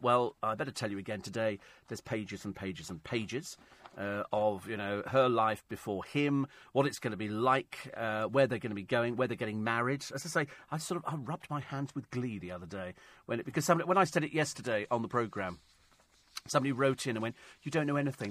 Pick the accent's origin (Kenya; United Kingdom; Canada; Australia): United Kingdom; we're British